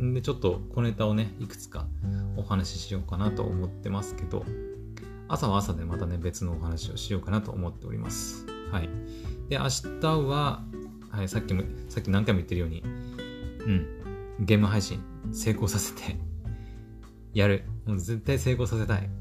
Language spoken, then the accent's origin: Japanese; Aomori, Japan; 私、青森の人間なんですけど